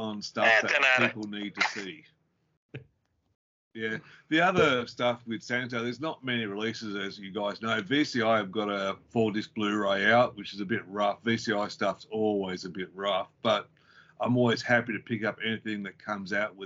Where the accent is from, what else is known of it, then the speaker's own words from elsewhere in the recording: Brisbane, Queensland, Australia; also born or lived in Victoria, Australia; I was born in Victoria, but moved to Queensland